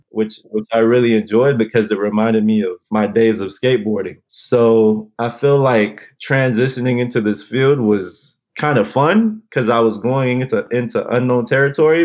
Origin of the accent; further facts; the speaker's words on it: Los Angeles, California, United States; also born or lived in Alhambra; growing up in South